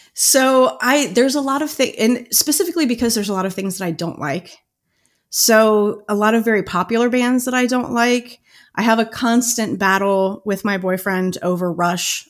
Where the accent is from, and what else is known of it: Cincinnati, Ohio, United States; born or raised there